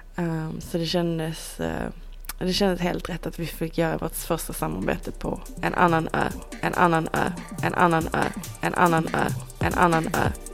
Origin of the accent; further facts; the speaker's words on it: Iceland; moved away; Vi är mer bara eh, konstnärer, designers, eh, kompisar, islänningar